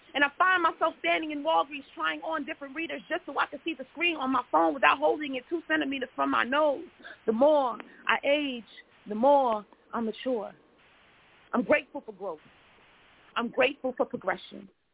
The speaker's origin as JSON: {"language": "English", "town": "New York City", "region": "New York", "country": "United States", "moved": "as an adult", "lives_now": "Houston, United States", "said": "I'm originally from New York City, uh, Brooklyn and Queens"}